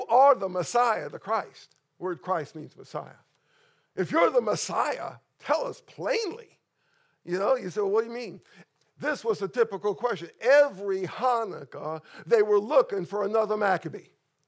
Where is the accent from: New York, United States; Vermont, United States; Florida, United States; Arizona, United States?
New York, United States; But I grew up in New York, an intensely Jewish area.